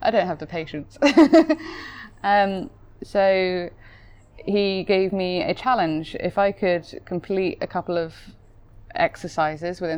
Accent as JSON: {"language": "English", "region": "South West England", "country": "United Kingdom", "moved": "yes", "said": "I'm from Southwest, so there's plenty of them."}